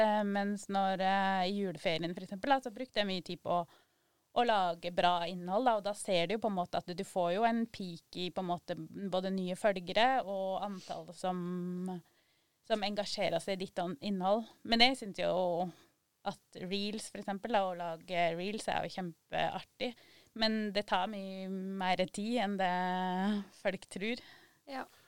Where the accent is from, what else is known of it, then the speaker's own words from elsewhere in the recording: Sør-Aurdal, Innlandet, Norway; Og så satt jeg hjemme i Valdres